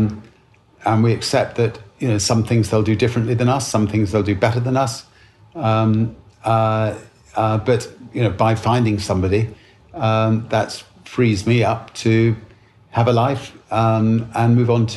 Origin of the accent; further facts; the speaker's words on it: United Kingdom; Being British